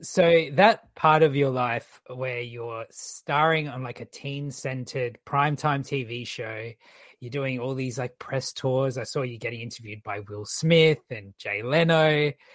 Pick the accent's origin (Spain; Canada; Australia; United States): Australia; our movies